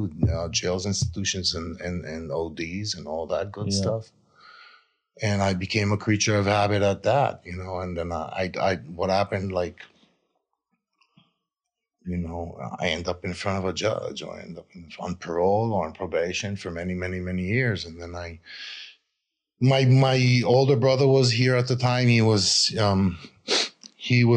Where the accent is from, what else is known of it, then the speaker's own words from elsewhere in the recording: Israel; I grew up in Israel